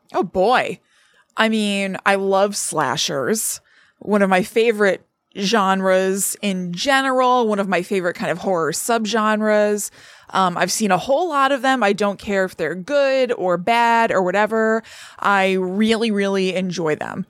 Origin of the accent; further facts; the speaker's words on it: Connecticut, United States; growing up in Connecticut